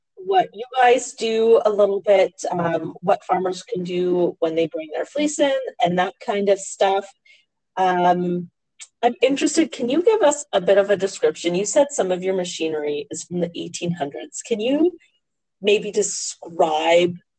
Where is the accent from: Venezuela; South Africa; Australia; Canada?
Canada; we as Canadian farmers